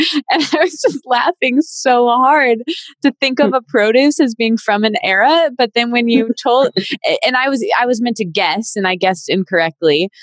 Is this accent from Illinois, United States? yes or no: no; Michigan, United States; … and I are both from Michigan